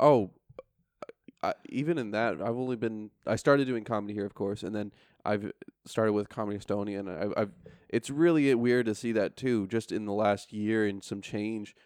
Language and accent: English; upstate New York, United States; moved away as an adult; also born or lived in Frankfurt / Istanbul / Washington, D.C.; now in Tallinn, Estonia; I'm from upstate, so we're three hours north. So if you drove from Tallanatartu, it's about as far as N Y C north to my hometown